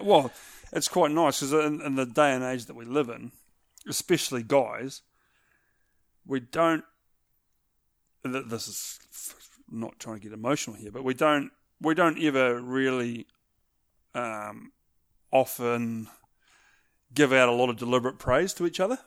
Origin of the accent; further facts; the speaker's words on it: New Zealand; here in New Zealand